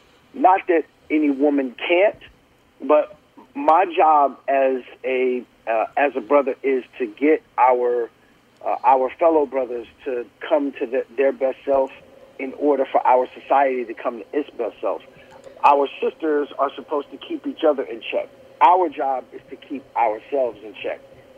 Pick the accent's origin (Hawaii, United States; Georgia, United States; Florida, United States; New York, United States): New York, United States; Brooklyn; I grew up in Brooklyn, not the gentrified one that looks very Disney-like now